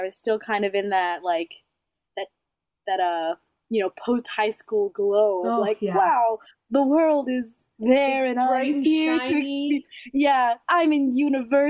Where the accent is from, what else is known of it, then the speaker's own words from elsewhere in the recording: St. Albert, Alberta, Canada; also born or lived in Manila, Philippines / Chicago, United States / Edmonton, Canada; I grew up mostly in St. Albert.